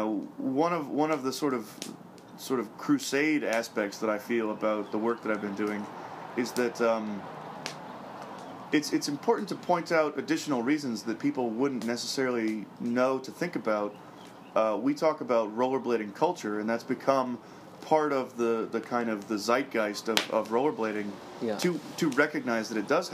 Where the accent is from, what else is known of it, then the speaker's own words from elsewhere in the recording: United States; I'm American